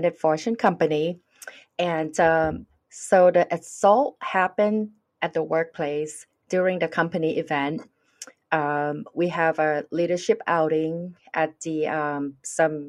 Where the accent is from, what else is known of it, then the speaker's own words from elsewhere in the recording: Thailand; English is a second language; moved away; I'm from Thailand